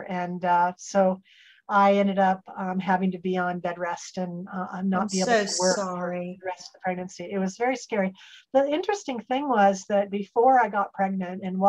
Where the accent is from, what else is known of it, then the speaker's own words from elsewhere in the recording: Salem, Oregon, United States; moved away as an adult; now in Santa Barbara, United States; I grew up in Salem, Oregon